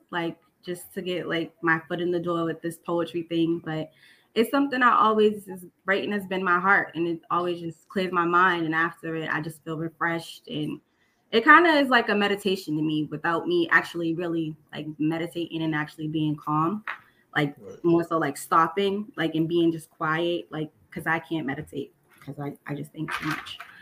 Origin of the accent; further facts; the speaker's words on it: Boston, Massachusetts, United States; moved away as an adult; now in South Shore, Massachusetts, United States; I'm also from Dorchester as well, but I just recently moved to the South Shore because of gentrification.